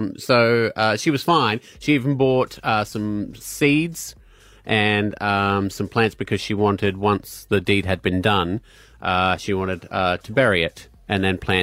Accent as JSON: {"language": "English", "region": "Scotland", "country": "United Kingdom", "moved": "yes", "lives_now": "Brisbane, Australia", "said": "I'm Scottish, mate."}